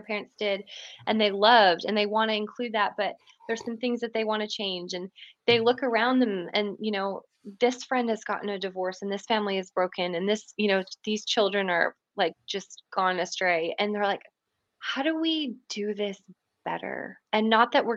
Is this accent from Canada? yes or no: yes; Canada; moved away as an adult; now in Franklin, United States; I'm Canadian originally, but I came to the States to do a master's in counseling